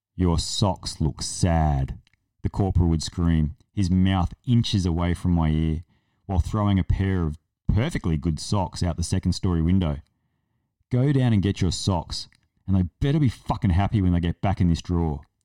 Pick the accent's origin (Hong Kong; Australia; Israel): Australia; South Australia; I'm from South Australia and we're not convicts